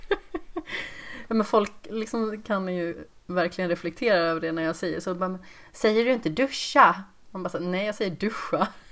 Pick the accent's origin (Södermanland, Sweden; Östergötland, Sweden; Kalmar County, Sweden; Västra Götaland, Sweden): Västra Götaland, Sweden; Västergötland; accent: Västgöta dialect (not pronounced); jag har liksom inte så utpräglad västgötedialekt heller.